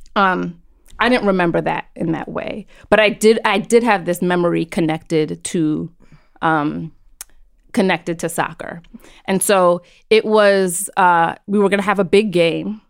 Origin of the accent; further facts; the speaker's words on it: New York City, New York, United States; also born or lived in Brooklyn; I was born and raised on Roosevelt Island